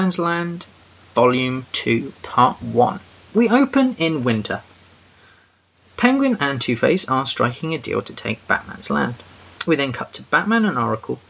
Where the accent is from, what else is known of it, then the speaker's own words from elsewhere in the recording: England, United Kingdom; I'm that English guy